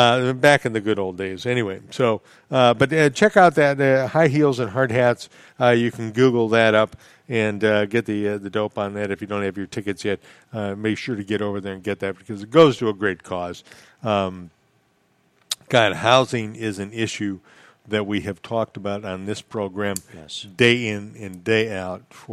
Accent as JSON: {"language": "English", "area": "Midwest", "region": "Minnesota", "country": "United States", "tie": "born or raised there", "moved": "yes", "lives_now": "Florida Keys, United States", "said": "I grew up in the Midwest"}